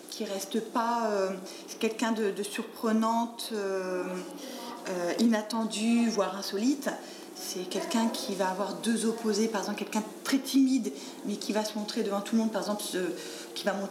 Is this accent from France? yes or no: yes; France; Parce que moi, je suis pas de Paris, je suis de province. Et donc, les clubs de boxe, ça ne court pas les rues.